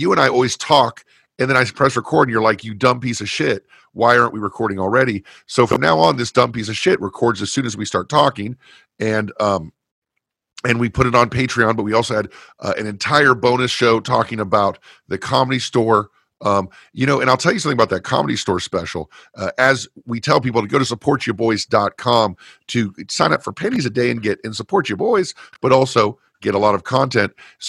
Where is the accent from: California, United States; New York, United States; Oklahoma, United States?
California, United States; Fullerton; I grew up in Fullerton, California.